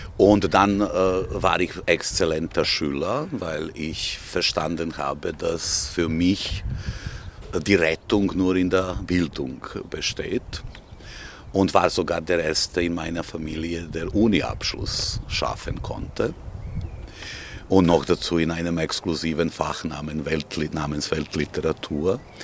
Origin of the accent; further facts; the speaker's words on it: Belgrade, Serbia; German is a second language; moved away as an adult; now in Vienna, Austria; Ich bin äh, ein, äh, sagen wir, gebürtiger Belgrader mit zwei gebürtigen Elternteilen, die auch Belgrader waren